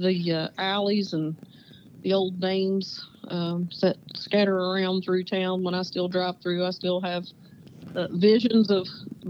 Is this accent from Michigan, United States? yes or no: no; Barboursville, West Virginia, United States; born or raised there